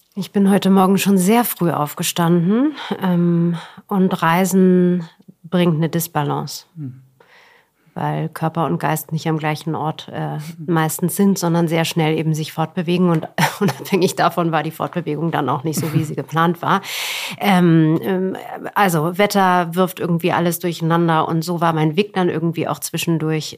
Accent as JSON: {"language": "German", "region": "Berlin", "country": "Germany", "tie": "born or raised there", "said": "ich bin äh, in Westberlin groß geworden"}